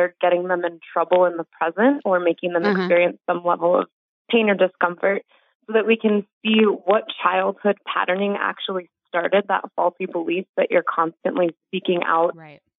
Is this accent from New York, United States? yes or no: yes; New York, United States; I grew up Jewish in New York